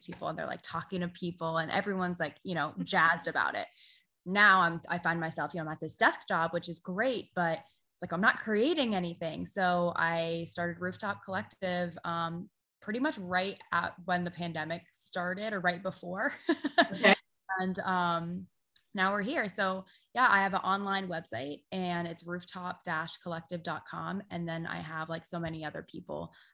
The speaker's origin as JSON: {"language": "English", "town": "Sarasota", "region": "Florida", "country": "United States", "moved": "as an adult", "lives_now": "St. Petersburg, United States", "said": "we're originally from Sarasota"}